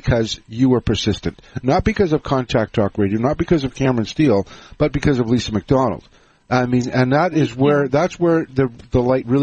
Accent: Canada; I'm Canadian

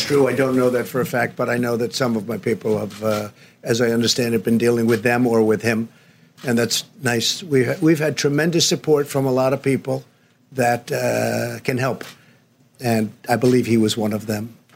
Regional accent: near New Rochelle, New York, United States; I grew up right near New Rochelle

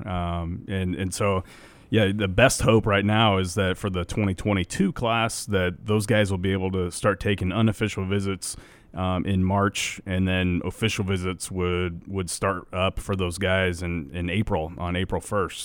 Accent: Nebraska, United States; we grew up in Nebraska

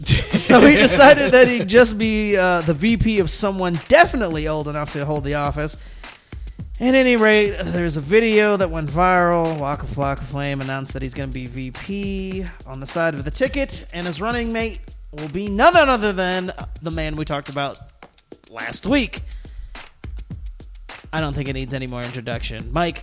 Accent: Mexico; I'm from Mexico. He wants to put up a wall in front of my country.

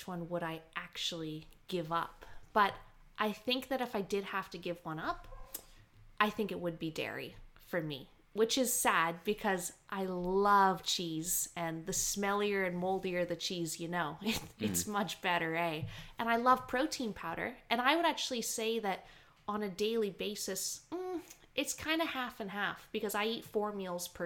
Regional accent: Canada; now in Australia; I grew up in Canada doing a lot of hunting

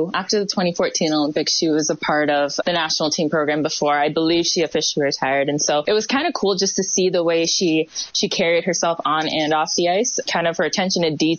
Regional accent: Hamilton, Ontario, Canada; I have very deep ties here. Both my grandparents actually worked in the steel industry here. So this is the city that I was born and raised and definitely proud to be from.

